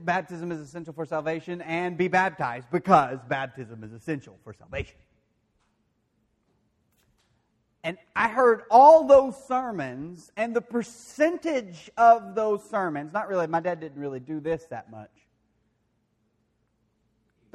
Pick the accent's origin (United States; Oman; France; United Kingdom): United States; De Queen, Arkansas; I grew up in the Churches of Christ. And I didn't just go to one. I did go to one mainly, the one in Dequeen there